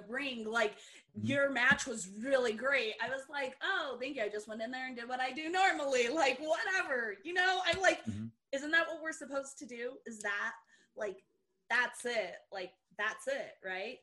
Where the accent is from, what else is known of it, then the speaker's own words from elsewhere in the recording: Brazil; I am really from Brazil